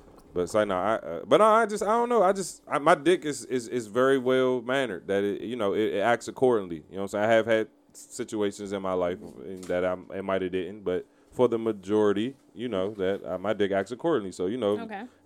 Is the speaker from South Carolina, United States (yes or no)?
no; Prince George's County, Maryland, United States; I'm from Maryland, so I'm a Measy. PG County